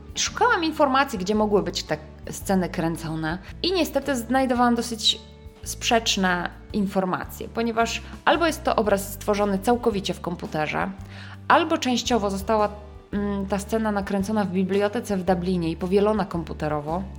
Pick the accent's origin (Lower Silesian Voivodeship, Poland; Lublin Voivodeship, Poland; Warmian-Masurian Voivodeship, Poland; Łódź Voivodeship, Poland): Łódź Voivodeship, Poland; Łódź; łódzki akcent, e, czyli z mojego rodzinnego miasta